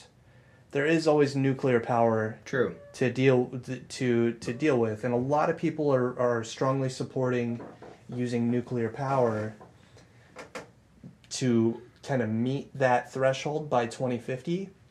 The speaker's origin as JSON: {"language": "English", "area": "Eddy County", "region": "New Mexico", "country": "United States", "tie": "born or raised there", "moved": "as an adult", "said": "so my hometown is the main city, the big city in that county. And they've only ever, when I moved away from there 10 years ago, they had always hovered around 27,000 people, maybe. So Eddy County was probably, 40,000, maybe?"}